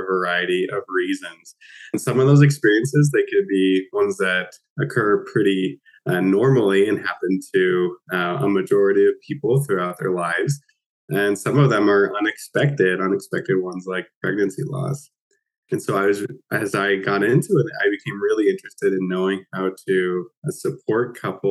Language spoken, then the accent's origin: English; Utah, United States; moved away as an adult; also born or lived in Nova Scotia; now in Halifax, Canada; I am actually from Utah. In the United States originally.